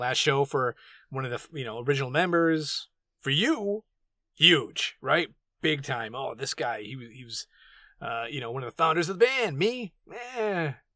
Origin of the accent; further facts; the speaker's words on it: New England, United States; the New Englander